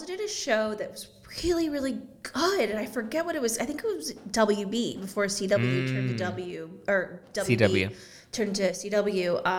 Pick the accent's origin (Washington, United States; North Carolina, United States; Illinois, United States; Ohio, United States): Ohio, United States; Cleveland; moved away as an adult; also born or lived in Los Angeles, California; she's from my hometown of suburbs of Cleveland, Ohio.